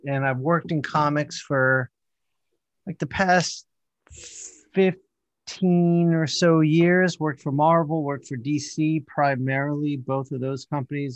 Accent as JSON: {"language": "English", "town": "Columbia", "region": "Maryland", "country": "United States", "tie": "born or raised there", "also_born_or_lived": "North Jersey / Queens, New York / Washington, D.C.", "moved": "yes", "lives_now": "Atlanta, United States", "said": "eventually settled in the suburbs outside of Washington in Columbia, Maryland, and that's where I spent most of my childhood"}